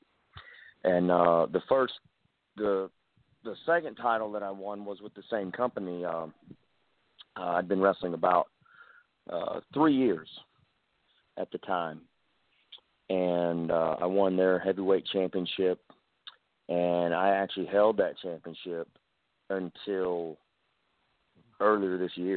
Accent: Mobile, Alabama, United States; I'm from from Mobile, Alabama

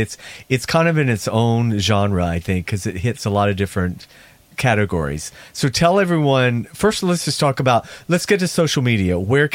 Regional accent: Georgia, United States

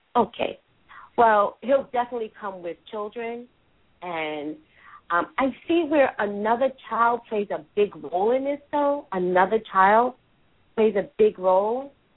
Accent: New York, United States; accent: New Yorker; I'm a native New Yorker.

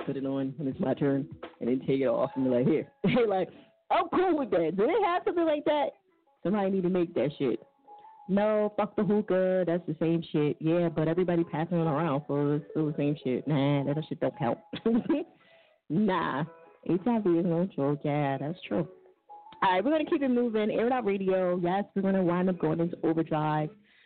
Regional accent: New Jersey, United States; I'm from Jersey

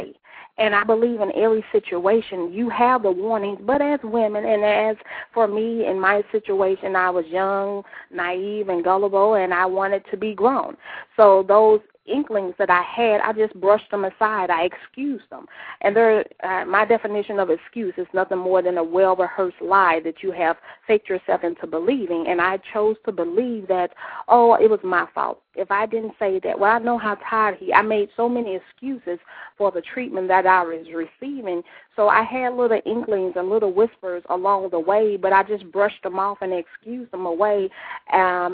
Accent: St. Louis, Missouri, United States; moved away as an adult; also born or lived in Oklahoma City; I grew up in St. Louis, but I married and moved to Oklahoma City

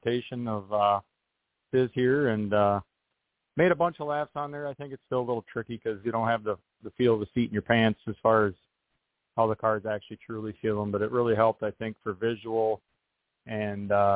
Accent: Wisconsin, United States; my home state of Wisconsin

